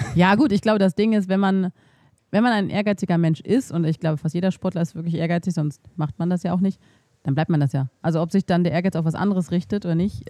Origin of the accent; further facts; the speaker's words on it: Berlin, Germany; moved away as an adult; also born or lived in Thuringia; ich komme halt aus Berlin